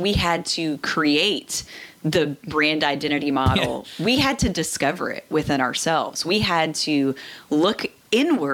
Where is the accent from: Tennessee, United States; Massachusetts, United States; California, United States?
Tennessee, United States; I grew up again in Tennessee